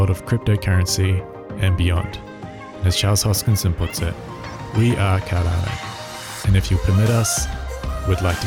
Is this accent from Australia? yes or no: yes; Australia; also born or lived in New Zealand; I'm not an Aussie myself. I'm from New Zealand, but grew up pretty much in Australia